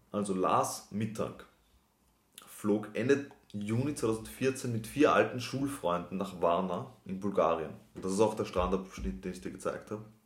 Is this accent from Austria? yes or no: yes; Austria; die Abitur oder die Matura bei uns in Österreich